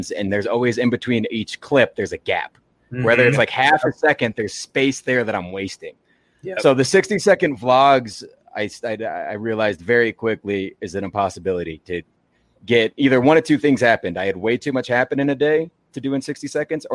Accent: Arkansas, United States; I'm from Arkansas

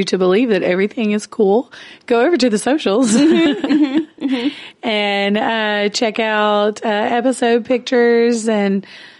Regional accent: Logansport, Louisiana, United States; born or raised there; moved away as an adult; now in Shreveport, United States

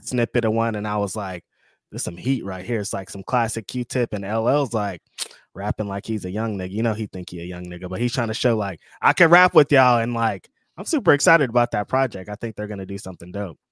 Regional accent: the South, United States; You can tell I'm from the South. I say, I said y'all a lot.

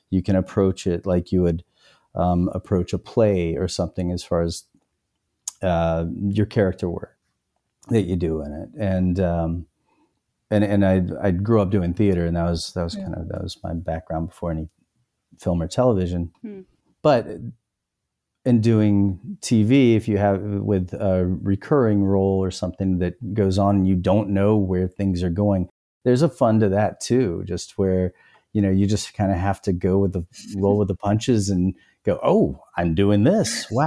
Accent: North Carolina, United States; I mean, there's like I'm from North Carolina, and it and it just my parents are from Georgia, but somehow like my mom doesn't have much of an accent

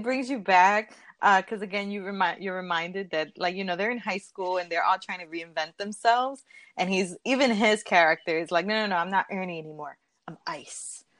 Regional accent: Philadelphia, Pennsylvania, United States; I'm from Philadelphia, Pennsylvania.

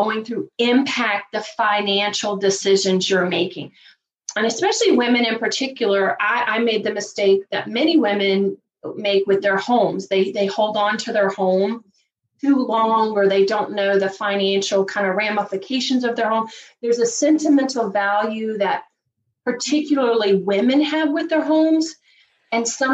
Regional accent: Virginia, United States; also born or lived in Chicago area, Illinois; now in Chicago, United States; even though I live outside of Chicago, I'm originally from Virginia. So I grew up just a poor country girl from Virginia.

